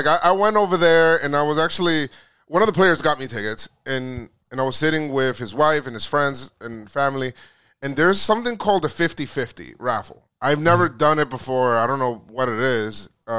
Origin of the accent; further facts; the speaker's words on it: Bronx, New York, United States; I'm from the Bronx, mm-hmm. Bronx, New York, and I just remember going there